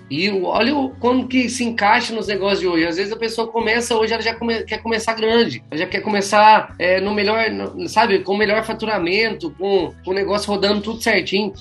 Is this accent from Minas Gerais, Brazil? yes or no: yes; Pouso Alegre, Minas Gerais, Brazil; Sou nascido em Pouso Alegre, minha família é de Pouso Alegre também.